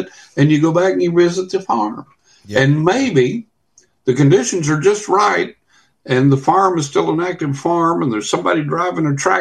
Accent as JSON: {"language": "English", "region": "West Texas", "country": "United States", "tie": "born or raised there", "moved": "yes", "lives_now": "Florida, United States", "said": "I'm sitting here in Florida. I grew up in West Texas"}